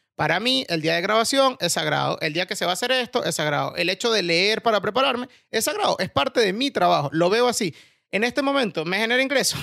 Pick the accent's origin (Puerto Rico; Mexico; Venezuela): Venezuela; moved away as an adult; now in Spain; me fui de Venezuela